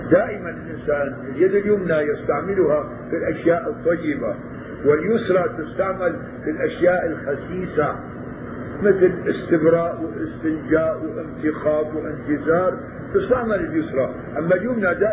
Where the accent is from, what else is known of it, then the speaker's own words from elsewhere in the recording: Damascus, Damascus Governorate, Syria; عادة هون بيعملوا عندنا في الشام بين الأذان الأول والأذان الثاني ربع ساعة